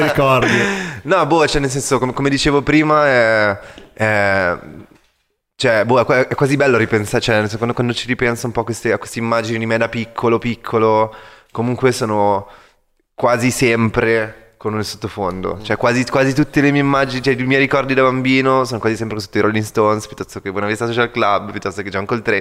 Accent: Milan, Lombardy, Italy; moved away as an adult; also born or lived in London; sono cresciuto a Milano

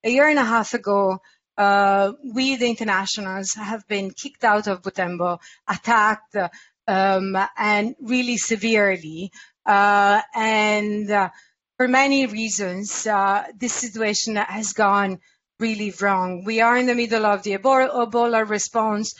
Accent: Italy; I come from Italy

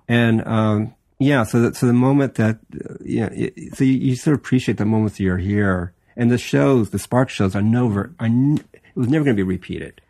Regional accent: Los Angeles, California, United States; I was born and raised in Los Angeles

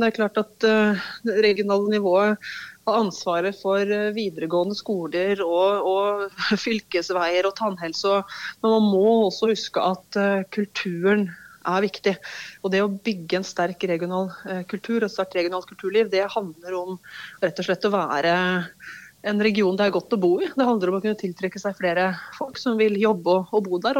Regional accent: Hedmarken, Innlandet, Norway; på Hedmarken der jeg kommer fra.

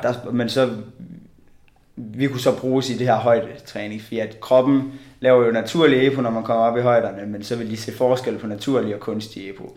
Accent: Bjerringbro, Central Denmark Region, Denmark; Jeg øh, kommer fra Bjerringbro

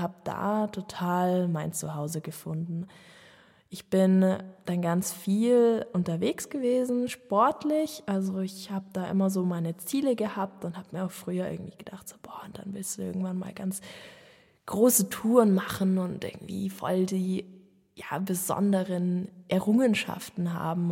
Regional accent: Munich, Bavaria, Germany; ich bin geborene Münchnerin, ähm, bin als Einzelkind in einer Familie in München Stadt aufgewachsen

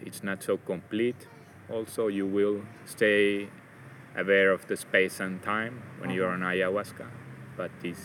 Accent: Finland; moved away as an adult; now in Mexico; I'm originally from Finland

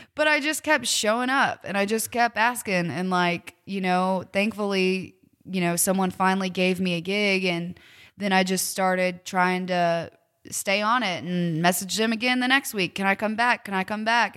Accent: Cedar Rapids, Iowa, United States; I was born and raised in Iowa

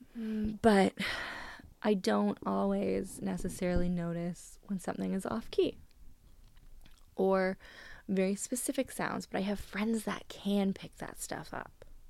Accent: Canada; I'm Canadian

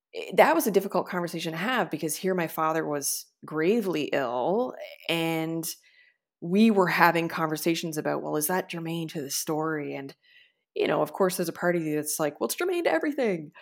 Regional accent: Corner Brook, Newfoundland and Labrador, Canada; we used to joke growing up that we were kind of like the hillbillies of our area in Cornerbrook

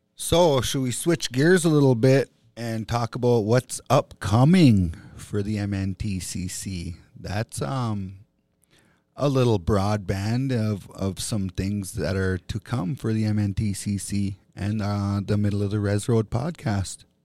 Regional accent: Bois Forte Band of Chippewa, Minnesota, United States

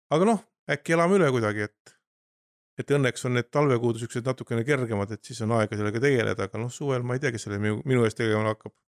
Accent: Kilingi-Nõmme, Pärnu County, Estonia; olen sündinud Naglajärvi Järkli toas ja elanud kogu elu Kilingi-Nõmmes

